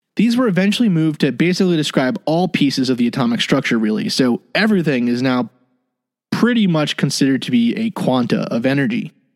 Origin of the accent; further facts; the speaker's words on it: United States; the United States, my home country